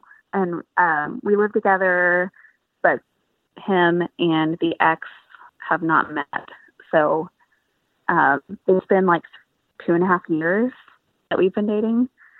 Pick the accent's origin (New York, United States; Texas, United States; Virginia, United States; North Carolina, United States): Texas, United States; Where I've never been anywhere else. So.